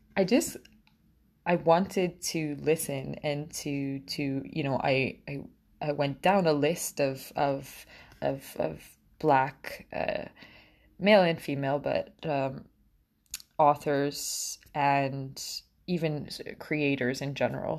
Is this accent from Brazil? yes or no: no; Portugal; moved away as an adult; now in Canada; I grew up in Portugal